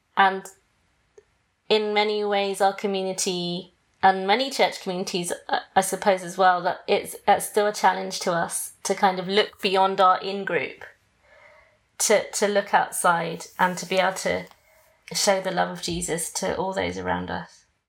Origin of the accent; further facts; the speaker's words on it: England, United Kingdom; moved away as an adult; now in United States; I'm British too, but I'm half Greek and half Malaysian. But I was born in Britain